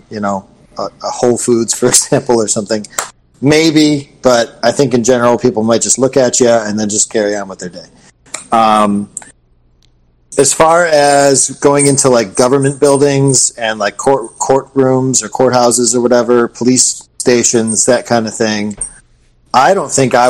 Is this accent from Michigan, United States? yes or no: yes; Michigan, United States; now in Florida, United States; I'm from Michigan, and I still have friends and family that live there.